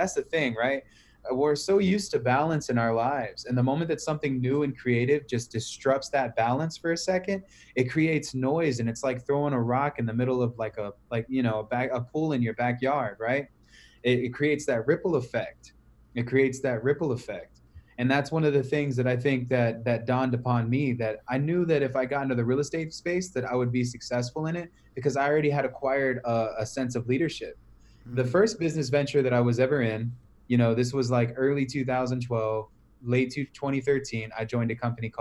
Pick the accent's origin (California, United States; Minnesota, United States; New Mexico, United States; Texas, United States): Texas, United States; San Antonio; also born or lived in Cleveland, Ohio; I was born in Cleveland, but raised in San Antonio